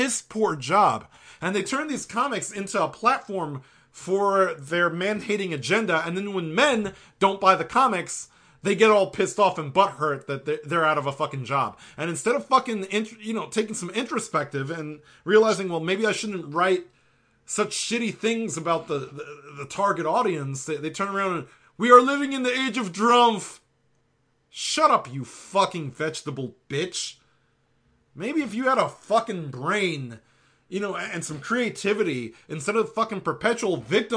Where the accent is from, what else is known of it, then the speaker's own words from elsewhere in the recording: New York City, New York, United States; I'm from the Bronx